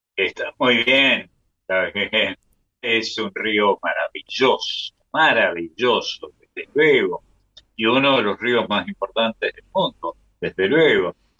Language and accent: Spanish; Córdoba, Argentina; nosotros tenemos los cordobeses unos ríos que son un remedo de ríos